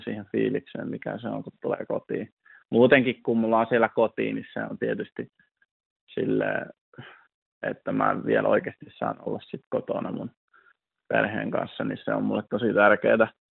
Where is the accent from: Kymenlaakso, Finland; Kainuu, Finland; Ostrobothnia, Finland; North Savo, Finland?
North Savo, Finland; moved away; mä oon kasvanut Savossa nimenomaan